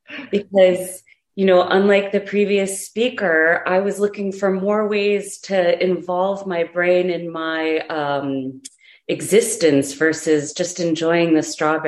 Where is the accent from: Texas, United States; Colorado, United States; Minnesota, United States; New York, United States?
New York, United States; as a New Yorker